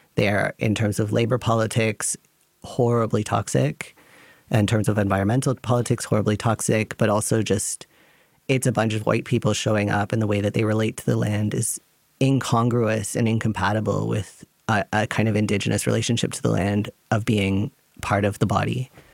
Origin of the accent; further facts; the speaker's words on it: Canada; now in Germany; I come from Canada